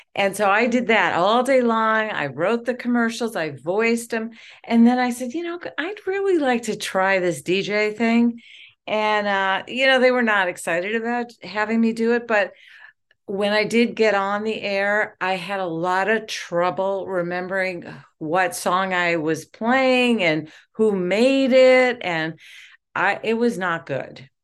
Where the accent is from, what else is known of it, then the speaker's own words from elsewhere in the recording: Detroit, Michigan, United States; I am from Detroit